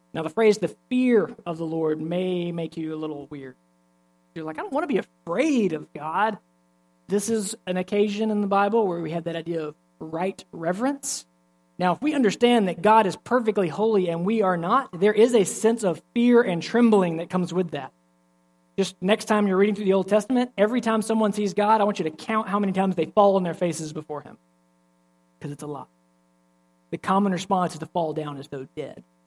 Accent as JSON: {"language": "English", "region": "Alabama", "country": "United States", "said": "I'm from Alabama"}